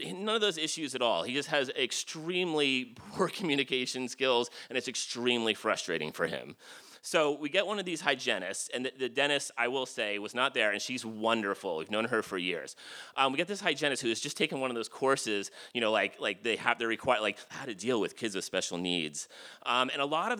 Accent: Jersey Shore, New Jersey, United States; I grew up on the Jersey Shore

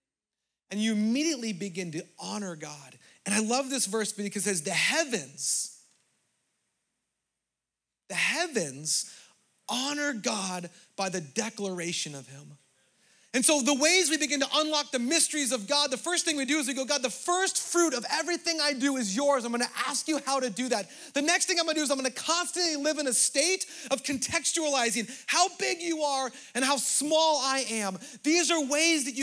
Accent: Southern California, United States; as a American, for me, white privileged, Southern California person

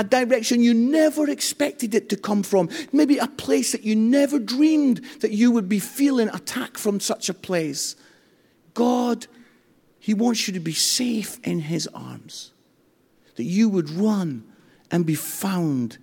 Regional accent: Edinburgh, Scotland, United Kingdom; moved away as an adult; now in England; I come from Edinburgh

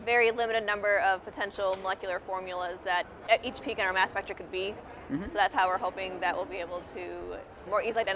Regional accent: Chicago, Illinois, United States; now in Texas, United States; I am not from Texas. I'm from the Chicago area

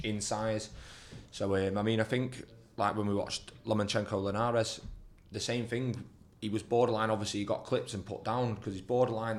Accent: United Kingdom; being British

